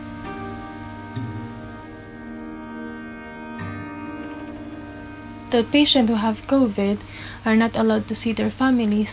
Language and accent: English; Philippines; moved away as an adult; now in Cornwall, United Kingdom; I'm from the Philippines.